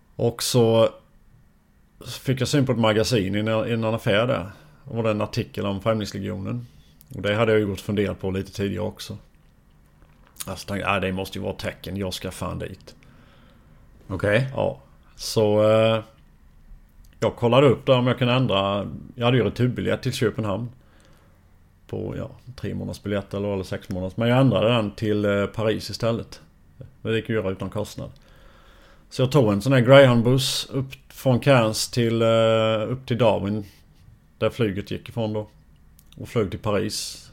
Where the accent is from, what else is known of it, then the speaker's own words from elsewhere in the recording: Forsholm, near Jönköping, Jönköping County, Sweden; jag i Forsholm. Det är två och en halv, ja, två mil från Jönköping drygt